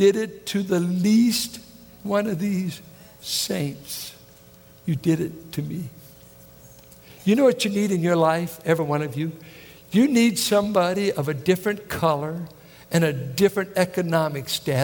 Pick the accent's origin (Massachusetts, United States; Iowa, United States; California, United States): California, United States; Richmond; Richmond, California